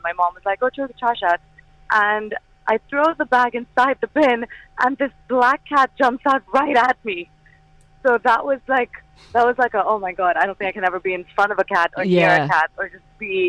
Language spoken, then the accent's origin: English; Dubai, United Arab Emirates; moved away; And I grew up in Dubai